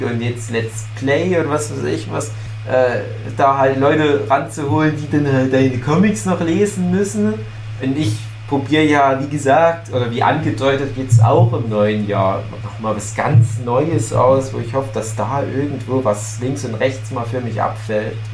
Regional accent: Griesbach, Saxony, Germany; in meinem Heimatdorf Griesbach im Erzgebirge

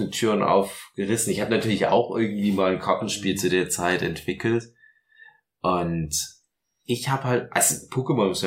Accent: Chemnitz, Saxony, Germany; bei uns in Chemnitz

